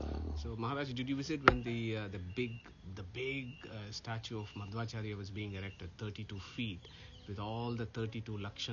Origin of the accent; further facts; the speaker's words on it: Nottingham, East Midlands, United Kingdom; because we all live in the United Kingdom. We live in the UK, so we are from Nottingham, and then we have a family that's visiting us from Dubai.